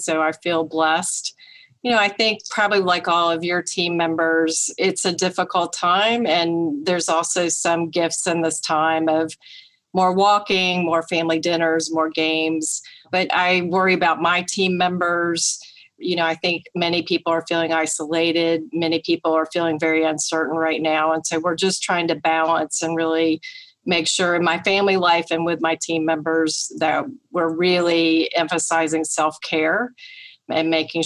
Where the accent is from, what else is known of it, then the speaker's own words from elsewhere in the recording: Atlanta, Georgia, United States; moved away as an adult; now in Los Angeles, United States; I'm originally from Atlanta, and I was in the private sector in marketing, and I transferred out to Los Angeles with a job